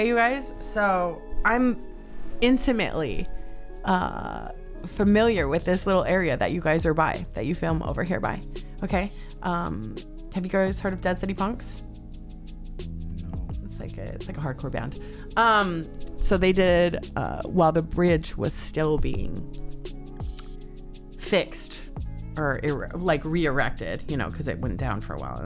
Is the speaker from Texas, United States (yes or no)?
no; Salt Lake City, Utah, United States; moved away as an adult; now in Los Angeles, United States; I'm originally from Salt Lake City, Utah. I've been out here in LA for about a little over 10 years. LA's home now.